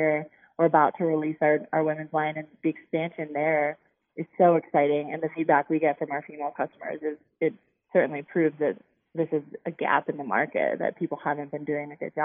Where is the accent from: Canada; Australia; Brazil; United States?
United States; Chicago, Illinois; I'm actually from the Chicago area. So I was like a suburb girl growing up.